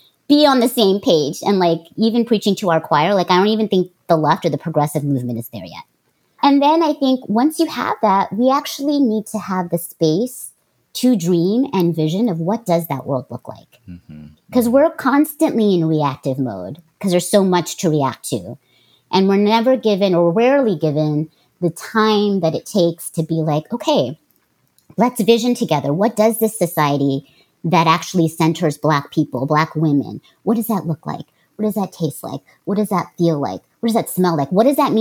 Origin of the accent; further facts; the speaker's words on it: Oakland, California, United States; I'm from Oakland